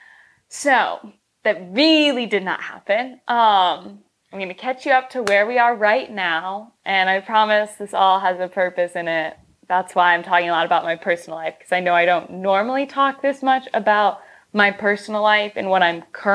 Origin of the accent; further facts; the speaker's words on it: Michigan, United States; now in Los Angeles, United States; I am at my hometown house in Michigan with my family.